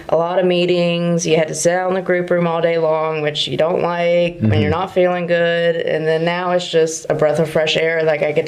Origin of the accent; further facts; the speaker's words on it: West Virginia, United States; moved away as an adult; now in Richmond, United States; I'm from West Virginia. I came down to Richmond with a friend named Zach